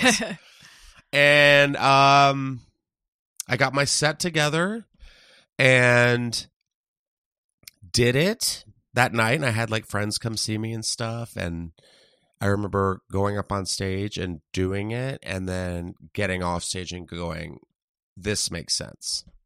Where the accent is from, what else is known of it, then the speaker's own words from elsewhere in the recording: San Antonio, Texas, United States; moved away as an adult; also born or lived in Tennessee; now in Los Angeles, United States; I was in Texas from, like, third grade until on